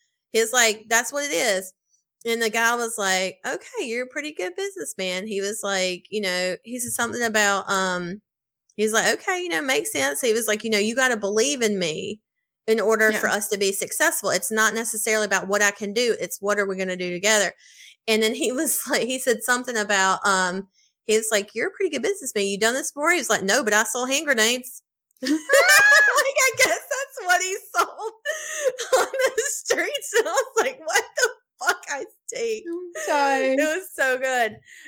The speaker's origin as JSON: {"language": "English", "region": "Mississippi", "country": "United States", "said": "Had to throw that in there because I'm from the South. Shout out Mississippi."}